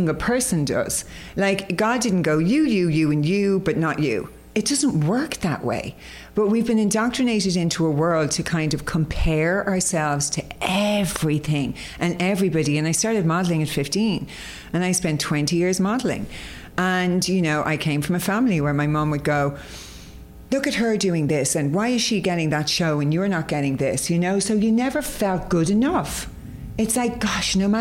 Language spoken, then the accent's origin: English; Ireland; I was brought up in Ireland, as you can probably hear by the accent